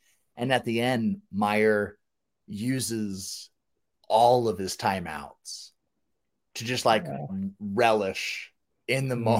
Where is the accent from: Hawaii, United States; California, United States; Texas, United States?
California, United States; Southern; moved away; I'm not from Florida. So like I grew up in Southern California where I hated USC. Like the Trojans was who I hated because I grew up in a UCLA family.